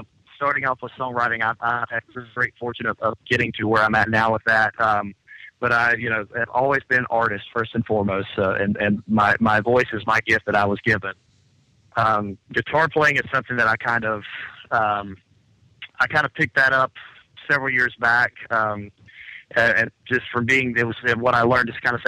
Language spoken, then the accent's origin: English; Lexington, North Carolina, United States; moved away as an adult; also born or lived in Atlanta; where you're from, about here in North Carolina at Lexington